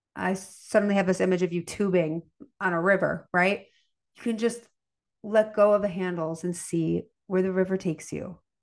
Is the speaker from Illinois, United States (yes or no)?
yes; Chicago, Illinois, United States; I'm from Chicago. I grew up with, you know, a steak, a potato, and a vegetable